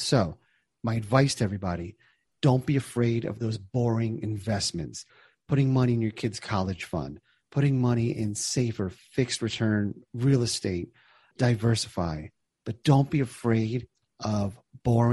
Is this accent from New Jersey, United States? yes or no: yes; New Jersey, United States; I grew up in New Jersey.